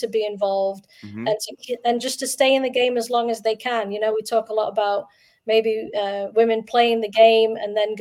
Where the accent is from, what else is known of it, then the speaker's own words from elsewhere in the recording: Doncaster, Yorkshire and the Humber, United Kingdom; now in Minnesota, United States; I grew up in the Doncaster area, so I played for the Doncaster Bells youth system